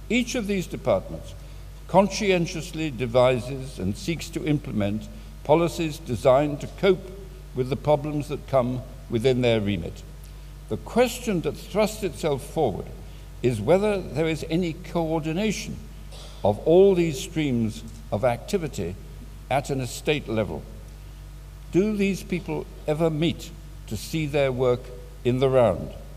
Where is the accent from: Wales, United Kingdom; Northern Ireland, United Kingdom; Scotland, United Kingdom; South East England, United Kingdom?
Wales, United Kingdom; Swansea; I was born and brought up in Swansea